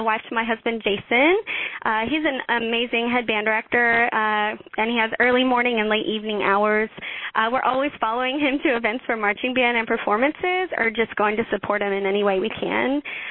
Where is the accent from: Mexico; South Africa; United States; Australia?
United States; Houston, Texas; now in Leander, United States; So I'm from Leander, Texas, originally from Houston.